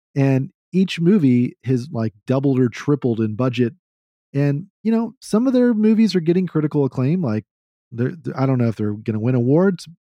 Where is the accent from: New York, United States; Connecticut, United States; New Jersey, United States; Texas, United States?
Texas, United States; As a Southerner, even though I'm a Texan